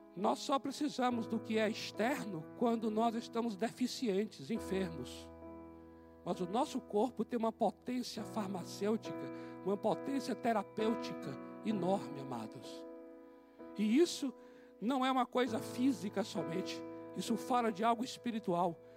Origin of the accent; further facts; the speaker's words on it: Bahia, Brazil; moved away; Lá na Bahia, de onde eu vim, nós tínhamos a despensa